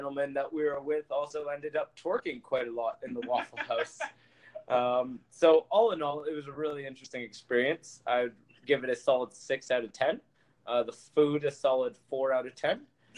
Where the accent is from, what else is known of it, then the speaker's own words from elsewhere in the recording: Ottawa, Ontario, Canada; also born or lived in London; now in Little Rock, United States; I'm from Ottawa, Canada.